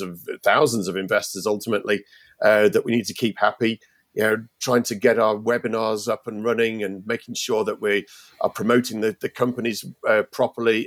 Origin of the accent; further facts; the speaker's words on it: United Kingdom; moved away as an adult; now in Ireland; I, obviously from Britain and you, you can tell that from my accent